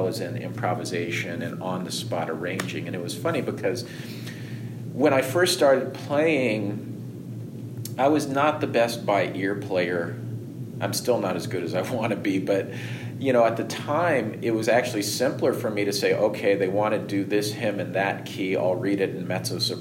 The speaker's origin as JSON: {"language": "English", "area": "outside of Houston", "region": "Texas", "country": "United States", "tie": "born or raised there", "also_born_or_lived": "New York", "moved": "yes", "said": "the area I grew up in outside of Houston"}